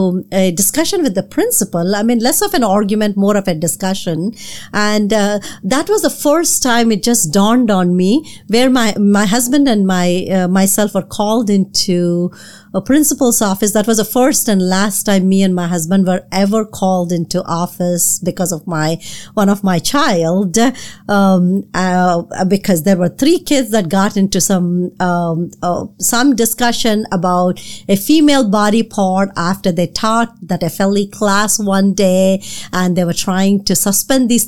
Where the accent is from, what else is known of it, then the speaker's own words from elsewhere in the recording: South India, India; now in Northern Virginia, United States; I'm from South India.